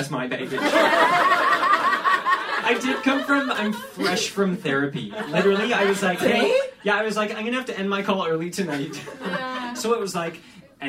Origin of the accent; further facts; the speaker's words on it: Oakville, Ontario, Canada; I'm from Oakville